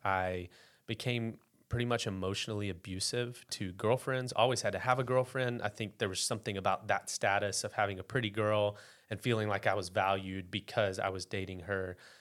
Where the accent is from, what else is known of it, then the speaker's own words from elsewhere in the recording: West Memphis, Arkansas, United States; now in Bentonville, United States; So I grew up in West Memphis, Arkansas, a couple miles from, uh, Memphis, Tennessee.